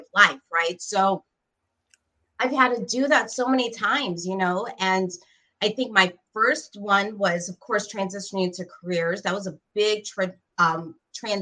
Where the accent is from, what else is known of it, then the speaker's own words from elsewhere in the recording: Gary, Indiana, United States; also born or lived in Tampa, Florida; I'm very proud to be from the 219. You know, I've shared before, I was born in Gary, Indiana, to two incredible Puerto Rican parents